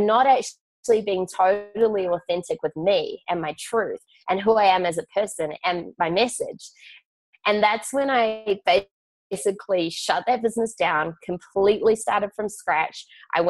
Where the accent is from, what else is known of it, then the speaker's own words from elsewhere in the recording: Auckland, New Zealand; I grew up in Auckland, New Zealand